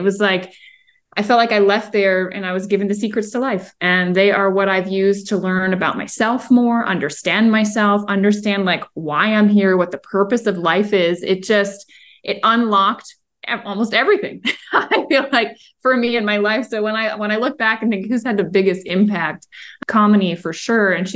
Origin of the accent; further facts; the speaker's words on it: Maryland, United States; moved away as an adult; also born or lived in Virginia / Colorado; I grew up in Maryland